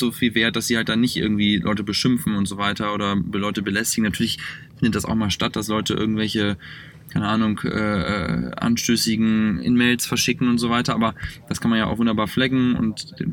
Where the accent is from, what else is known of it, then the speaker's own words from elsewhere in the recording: Northern Germany, Germany; moved away as an adult; also born or lived in Cologne / Düsseldorf / Hamburg; now in Mountain View, United States; komme ja nun aus dem Norden